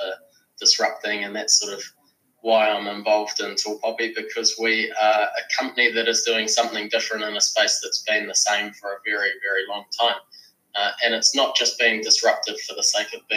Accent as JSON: {"language": "English", "area": "Kapiti Coast", "region": "Wellington", "country": "New Zealand", "said": "I am from the Kapiti Coast, north of Wellington"}